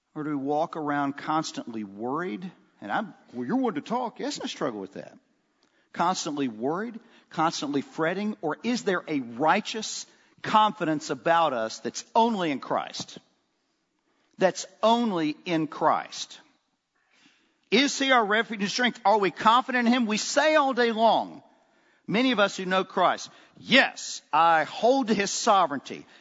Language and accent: English; Oxford, Mississippi, United States; growing up in Oxford, Mississippi, I had a great dad